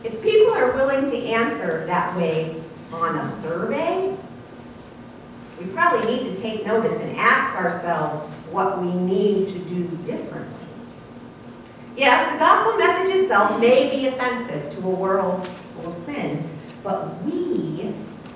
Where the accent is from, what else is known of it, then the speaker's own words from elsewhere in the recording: Ohio, United States; I was from Ohio